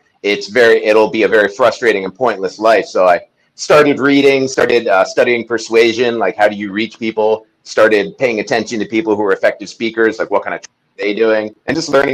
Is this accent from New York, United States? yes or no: yes; New York, United States; now in Venice Beach, United States; Originally, I'm from Washington Heights, New York, which is very different than Venice Beach. So, that's kind of my background, like growing up in kind of a bad time in New York